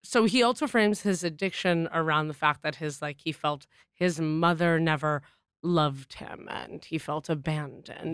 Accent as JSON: {"language": "English", "town": "Boston", "region": "Massachusetts", "country": "United States", "moved": "yes", "said": "we're from Boston"}